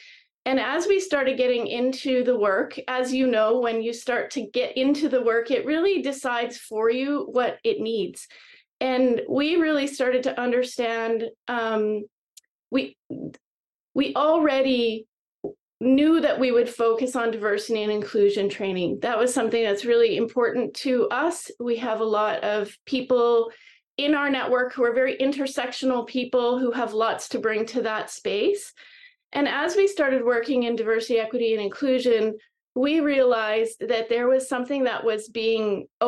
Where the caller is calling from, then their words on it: British Columbia, Canada; I am right now Vancouver Island, British Columbia, Canada.